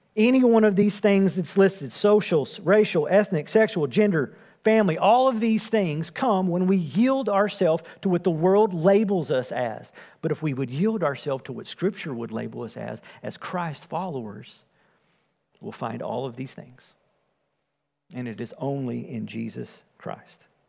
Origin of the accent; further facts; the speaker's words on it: Wills Point, Texas, United States; I was born and raised in Wills Point